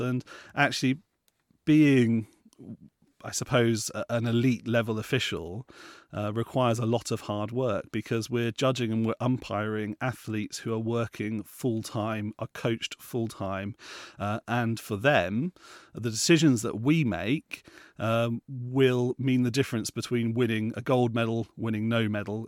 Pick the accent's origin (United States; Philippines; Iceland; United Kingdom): United Kingdom; Plymouth, South West England; I grew up in Plymouth